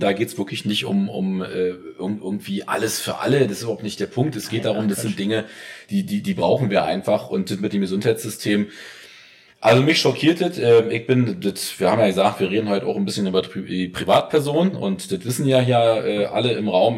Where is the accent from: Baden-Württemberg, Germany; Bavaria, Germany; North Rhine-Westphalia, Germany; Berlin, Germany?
Berlin, Germany; als Berliner